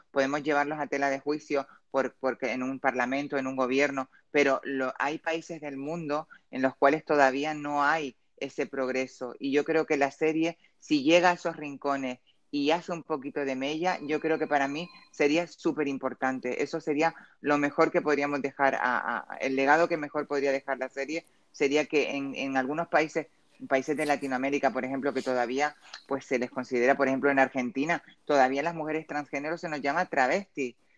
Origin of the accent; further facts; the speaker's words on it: Canary Islands, Spain; yo soy canaria